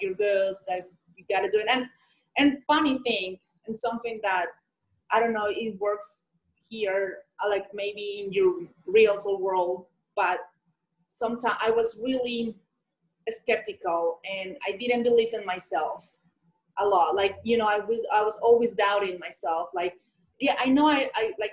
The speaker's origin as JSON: {"language": "English", "country": "Colombia", "second_language": "English", "moved": "as an adult", "said": "I'm from Colombia."}